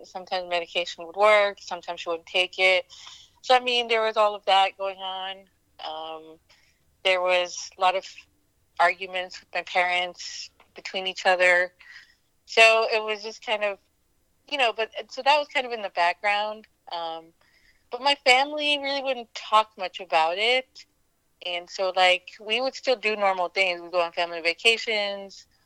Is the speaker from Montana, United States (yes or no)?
no; PA, about an hour outside of Pittsburgh, Pennsylvania, United States; also born or lived in Delhi, India; I was born in Delhi, actually. I stayed there for a few years and then grew up in uh, PA, about an hour outside of Pittsburgh